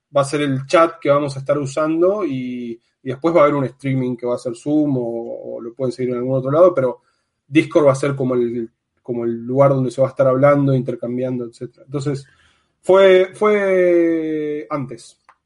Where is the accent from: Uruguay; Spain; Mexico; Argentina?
Argentina; moved away as an adult; now in Amsterdam, Netherlands; soy de Argentina, estoy actualmente viviendo en Ámsterdam